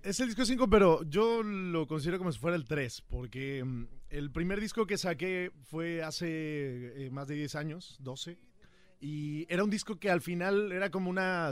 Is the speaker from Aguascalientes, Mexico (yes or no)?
no; Huamantla, Tlaxcala, Mexico; Yo vengo de Tlaxcala, como lo hablamos, de un pueblo pequeño que se llama Huamantla, y crecí ahí